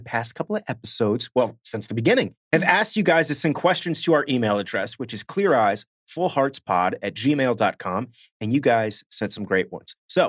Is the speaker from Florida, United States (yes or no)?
yes; Florida, United States; now in Texas, United States; As I've said before, I came from Florida. Florida's a huge football state.